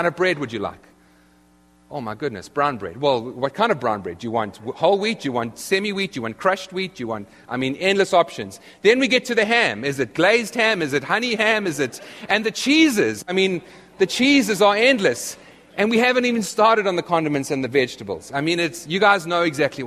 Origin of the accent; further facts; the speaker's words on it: South Africa; moved away as an adult; now in United States; I come from South Africa, where you order a ham and cheese sandwich